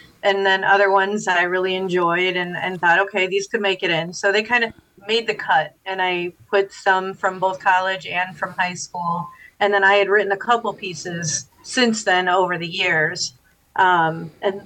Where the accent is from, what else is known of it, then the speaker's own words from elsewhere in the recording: Dyer, Indiana, United States; also born or lived in Bloomington, Indiana; I grew up in Dyer, and as I like to say, I moved all the way to Schererville